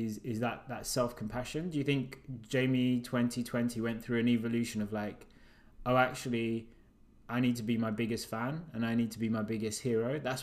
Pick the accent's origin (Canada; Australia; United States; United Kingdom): United Kingdom; also born or lived in Uganda; I was like, wow, I was born there, but I'm from Britain.